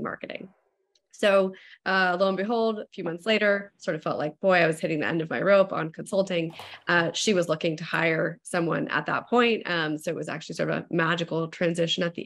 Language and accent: English; Walnut Creek, California, United States; my hometown of Walnut Creek, which is in the East Bay, that's in East Bay area, Northern California